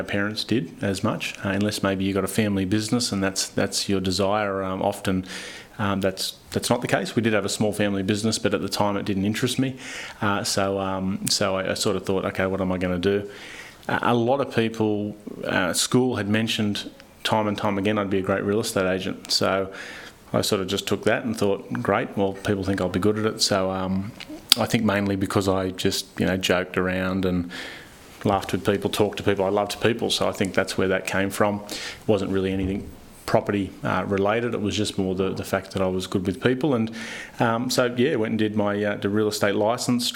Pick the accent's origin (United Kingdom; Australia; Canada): Australia; Newcastle, New South Wales; also born or lived in Central Coast, New South Wales; Started with the local primary school, progressed on to obviously high school here in Newcastle